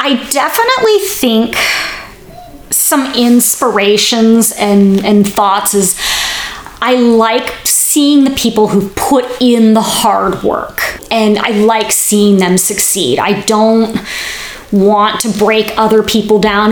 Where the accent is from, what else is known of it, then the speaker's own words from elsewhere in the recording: Bellevue, Washington, United States; moved away as an adult; also born or lived in Oregon; now in California, United States; I grew up in Seattle, Washington, a suburb just east of the city called Bellevue